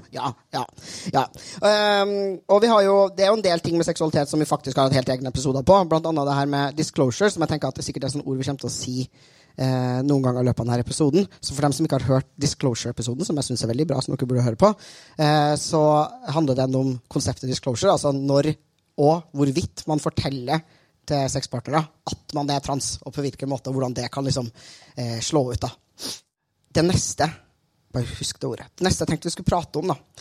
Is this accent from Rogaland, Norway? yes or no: no; Trøndelag, Norway; jeg er jo trønder, som dere hører